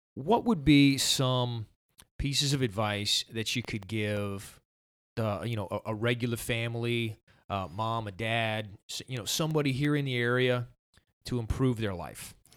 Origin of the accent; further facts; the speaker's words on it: Somerville, United States; growing up in Somerville